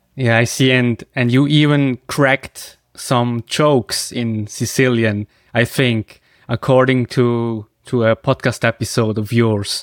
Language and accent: English; Switzerland; English is a second language; I come from Switzerland